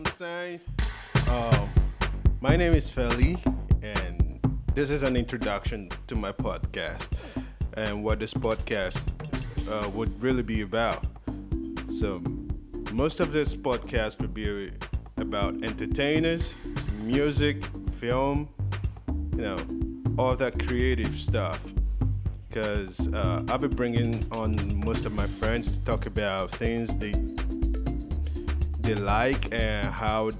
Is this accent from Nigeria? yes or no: yes; Nigeria; moved away as an adult; also born or lived in Philippines; now in Iloilo City, Philippines; I am from Nigeria, and I've been in the Philippines for 9 years.